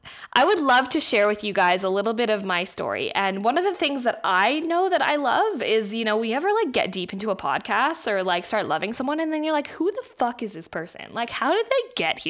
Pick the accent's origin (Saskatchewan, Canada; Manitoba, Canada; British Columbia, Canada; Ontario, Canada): British Columbia, Canada; Vancouver; moved away; also born or lived in Australia; I was born in Vancouver, Canada, but my family is all Australian